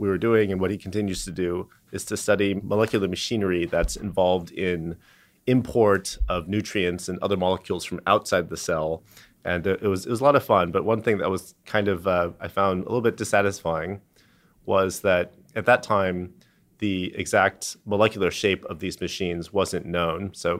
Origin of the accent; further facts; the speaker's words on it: San Diego, California, United States; I grew up in San Diego, and they helped me get in contact with a professor at UCSD, Bill Loomis.